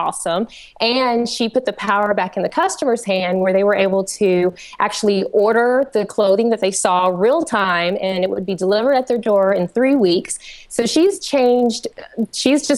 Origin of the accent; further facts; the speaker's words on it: Georgia, United States; accent: twang; I am from Georgia, so I apologize if my twang is a little strong, but I'm from Georgia